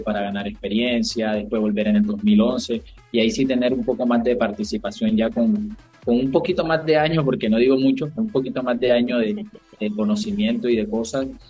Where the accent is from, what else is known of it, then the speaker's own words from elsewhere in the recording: Barranquilla, Atlántico, Colombia; del equipo de mi tierra